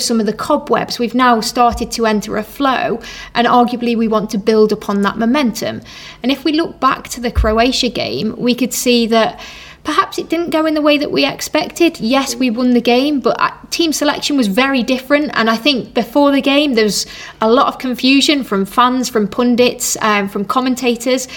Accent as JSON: {"language": "English", "region": "England", "country": "United Kingdom", "said": "me being English"}